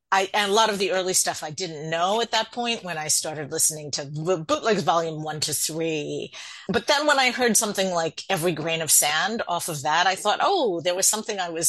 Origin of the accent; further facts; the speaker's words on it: New Jersey, United States; When I was a kid growing up in Jersey, uh, anybody who was a uh, hoot or really funny or something, uh, we'd call them a riot.